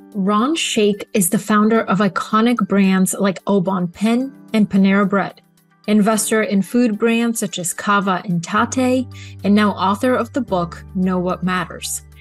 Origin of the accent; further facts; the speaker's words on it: Bulgaria; moved away; also born or lived in Atlanta, United States; I grew up in Bulgaria and McDonald's was this like American phenomenon. I had my birthday there